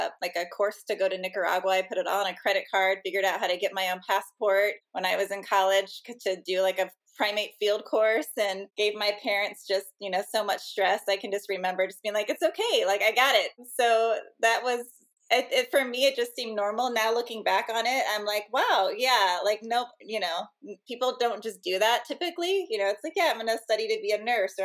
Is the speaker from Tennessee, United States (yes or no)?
no; St. Louis, Missouri, United States; I grew up in the Midwest. I'm originally from St. Louis, Missouri